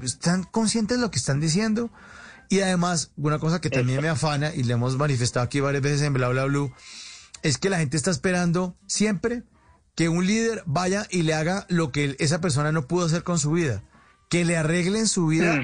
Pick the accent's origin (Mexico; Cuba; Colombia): Colombia; como colombiano